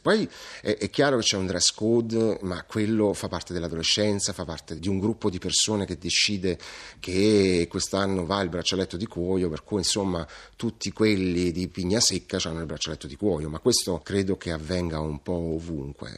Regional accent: Naples, Campania, Italy; da napoletano

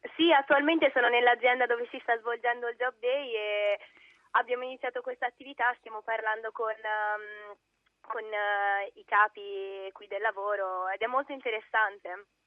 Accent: Italy; now in Istanbul, Turkey; sono nata in Italia, cioè il mio italiano è molto meglio del mio turco

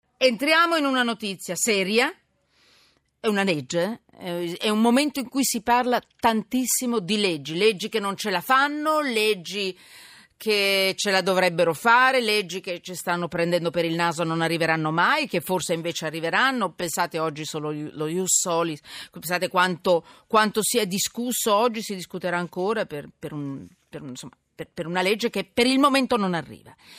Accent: Milan, Lombardy, Italy; io poi sono milanese

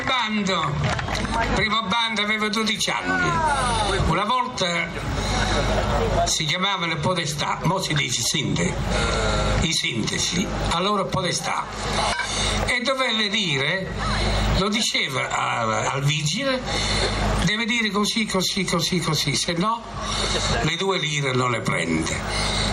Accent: Apricena, Apulia, Italy; Sono nato nel 1925 ad Aprecena.

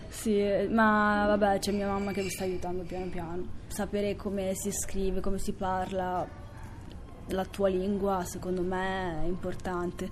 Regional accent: Milan, Lombardy, Italy; sono italiano, uno perché sono nata qui, secondo perché avendo vissuto tutta la mia vita

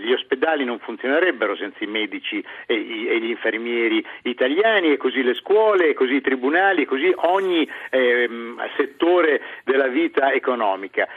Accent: Bologna, Emilia-Romagna, Italy; moved away as an adult; now in London, United Kingdom; io sono emiliano di Bologna

